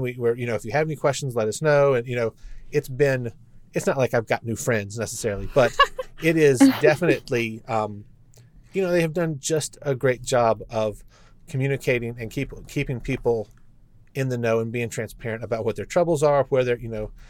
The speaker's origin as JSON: {"language": "English", "town": "Lynchburg", "region": "Virginia", "country": "United States", "tie": "born or raised there", "said": "I grew up in Lynchburg"}